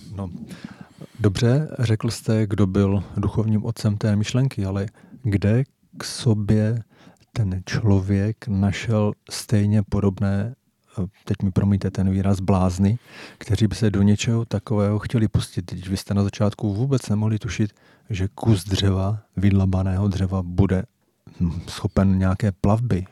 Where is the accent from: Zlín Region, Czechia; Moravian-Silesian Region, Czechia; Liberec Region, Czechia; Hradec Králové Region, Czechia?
Hradec Králové Region, Czechia; Jaroměř; oba pocházíme z Jaroměře a věřte, nevěřte, eh, známe se už od samého dětství